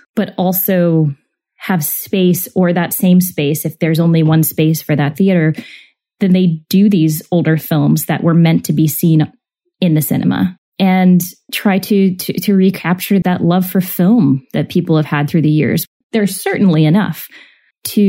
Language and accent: English; United States